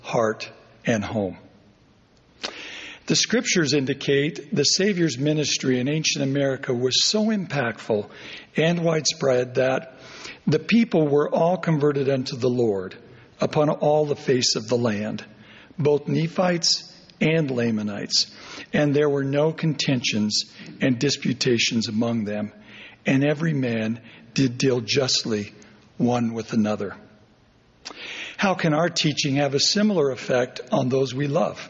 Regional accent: Overton, Nevada, United States; my hometown of Overton, Nevada

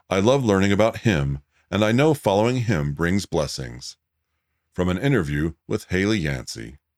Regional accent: Japan; When I was growing up in Japan, I was given a Bible at school. It had English and Japanese words next to each other.

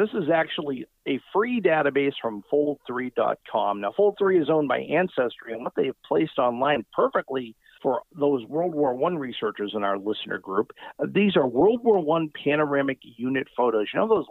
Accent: Massachusetts, United States; Massachusetts, wow, my home state

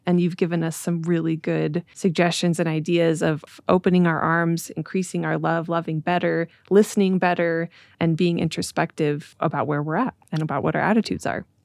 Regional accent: Utah, United States; I grew up in Utah in a very homogenous community

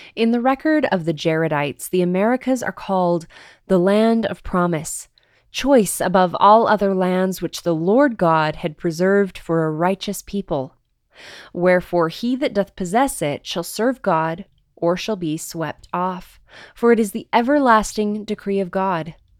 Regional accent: Provo, Utah, United States; my hometown of Provo, Utah.

